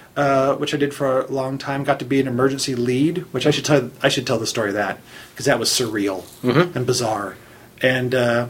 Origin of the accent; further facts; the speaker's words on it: Orange, California, United States; I grew up in Orange County